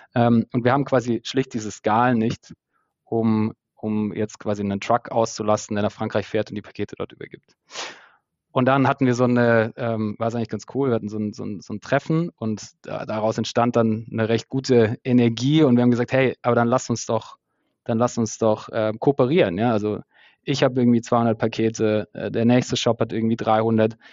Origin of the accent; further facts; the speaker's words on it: Stuttgart area, Baden-Württemberg, Germany; moved away as an adult; now in Berlin, Germany; aus dem Stuttgarter Raum, wo ich herkomme